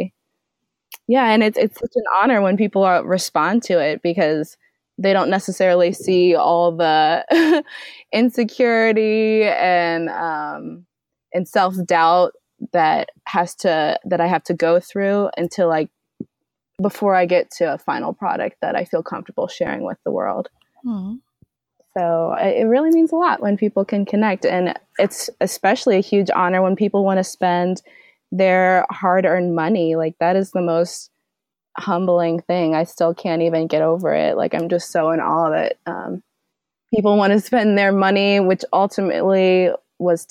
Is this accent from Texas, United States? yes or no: no; Indianapolis, Indiana, United States; I'm born and raised in Indianapolis